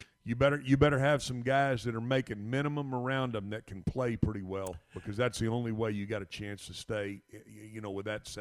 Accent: Texas, United States; also born or lived in Northern Illinois; As a Texan

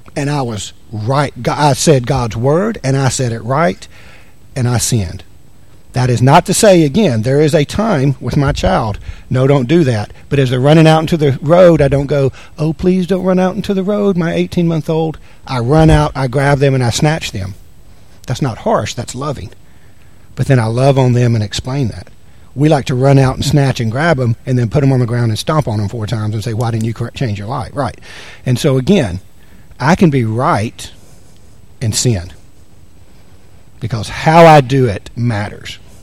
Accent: the South, United States; now in Anchorage, United States; I'm from the South.

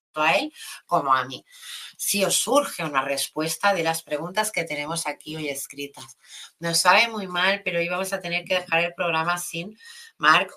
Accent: Catalonia, Spain; soy de aquí, de Cataluña

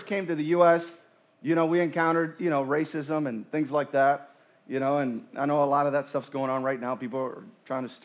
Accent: Puerto Rico; moved away; I grew up in the mountains of Puerto Rico.

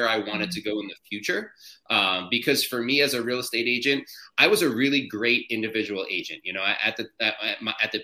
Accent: New Jersey, United States; I am from New Jersey. I live at the Jersey Shore, just like the MTV show that everyone knows about

